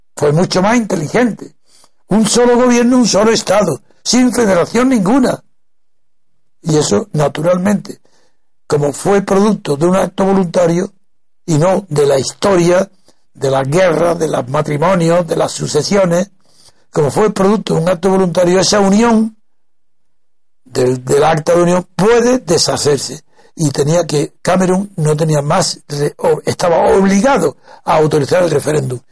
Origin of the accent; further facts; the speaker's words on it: Órgiva, Andalusia, Spain; de Órgiva, mi pueblo